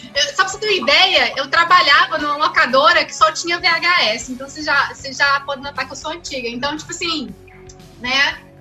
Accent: Pedra Azul, Minas Gerais, Brazil; perto de Pedra Azul, onde eu nasci

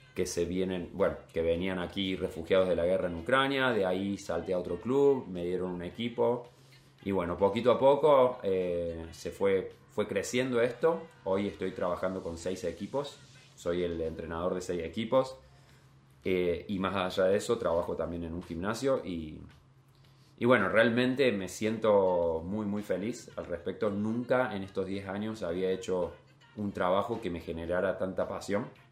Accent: Capilla del Monte, Córdoba, Argentina; moved away as an adult; also born or lived in New Zealand; now in Copenhagen, Denmark; Soy de un pueblo, de Capilla del Monte

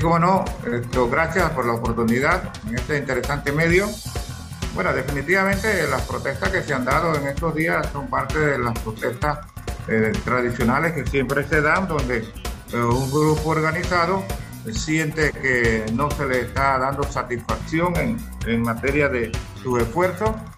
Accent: Natá, Coclé, Panama

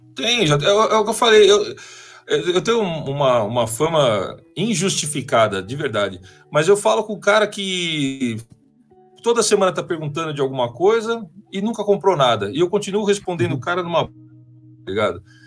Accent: ABC Paulista, São Paulo, Brazil; eu sou lá da BC

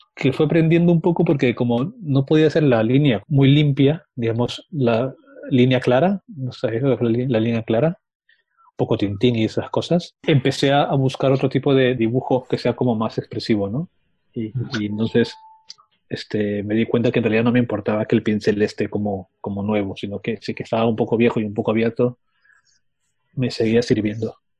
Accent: Lima, Peru; moved away as an adult; now in Valencia, Spain; En Lima, yo soy de Perú. Ah. Viví ahí hasta el 2003, que me mudé a Palencia.

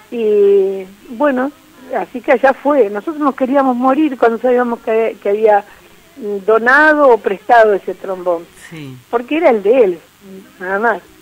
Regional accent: Neuquén, Argentina; cuántos somos neuquinos y, de 10 capaz que levantamos la mano dos o tres

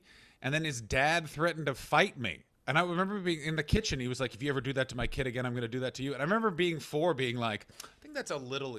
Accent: Canada; No, I'm from Canada, so we don't have that madness.

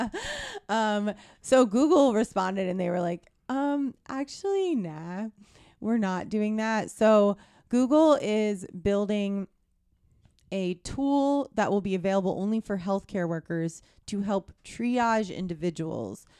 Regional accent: hometown of the Llanerch Diner, Pennsylvania, United States; my hometown diner is the Lanark Diner where they filmed Silver Linings Playbook

